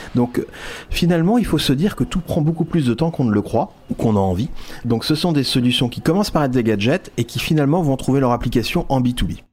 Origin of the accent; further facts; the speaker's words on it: France; On est français.